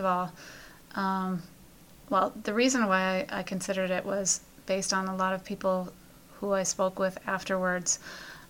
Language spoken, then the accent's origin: English; Chicago, Illinois, United States; now in Pennsylvania, United States; my hometown of Chicago.